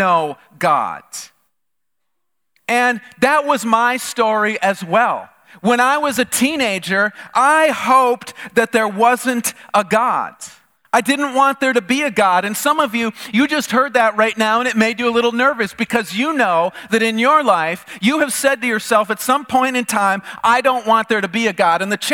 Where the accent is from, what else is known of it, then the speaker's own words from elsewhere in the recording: the North, United States; moved away as an adult; I grew up in the North